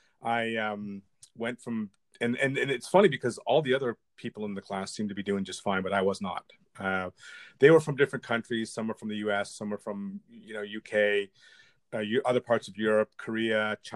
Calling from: Toronto, Ontario, Canada; I'm coming to you from the crisp spring weather of Toronto, Canada.

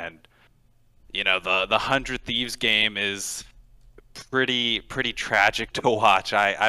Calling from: Houston, Texas, United States; Houston, Texas.

